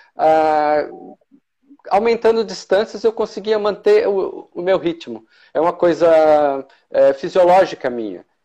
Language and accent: Portuguese; São Paulo, Brazil; moved away as an adult; now in Blumenau, Brazil; Eu sou natural de São Paulo, né? Eu morei quase minha vida toda lá. E em 2004 me mudei aqui para o sul, né? Para Blumenau